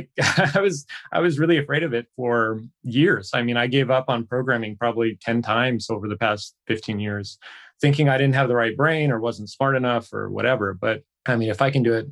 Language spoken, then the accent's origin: English; United States; moved away as an adult; now in Seoul, South Korea; I'm an American expat and lived here in Seoul, South Korea for the past 12 years